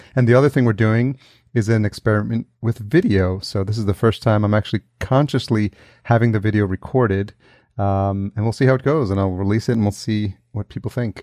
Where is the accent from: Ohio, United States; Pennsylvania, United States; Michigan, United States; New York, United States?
New York, United States; moved away; I'm from New York originally